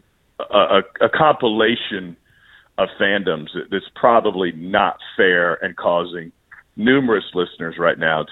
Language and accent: English; Columbia, Missouri, United States; I grew up in Columbia, Missouri, where 90% of my friends were Cardinals fans.